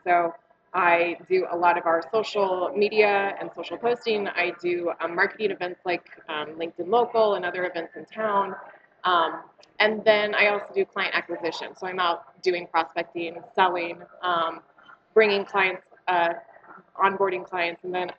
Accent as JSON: {"language": "English", "area": "Humboldt County", "region": "Northern California", "country": "United States", "tie": "born or raised there", "also_born_or_lived": "Sacramento / San Francisco / Seattle / Honolulu", "moved": "as an adult", "lives_now": "Montana, United States", "said": "So I'm originally from Northern California, a small little coastal town up in the Redwoods, in the Redwood Coast, just shy of the Oregon border. So that's where I grew up."}